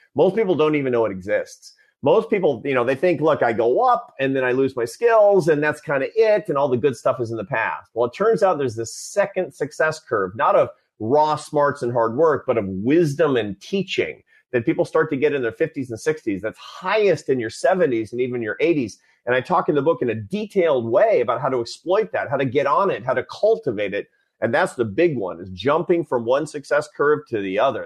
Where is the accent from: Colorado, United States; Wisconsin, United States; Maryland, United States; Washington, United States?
Washington, United States; Seattle; born or raised there